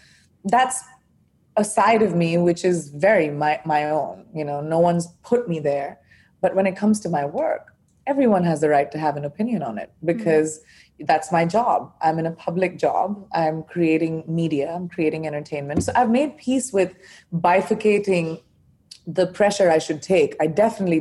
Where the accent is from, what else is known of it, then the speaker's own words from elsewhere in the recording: India; first language Hindi and English; moved away as an adult; also born or lived in United States; now in London, United Kingdom; I'm an Indian by birth